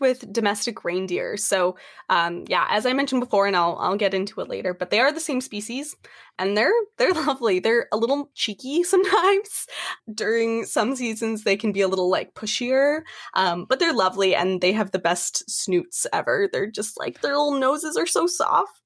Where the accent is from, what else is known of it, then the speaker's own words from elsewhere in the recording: Canada; I am from Canada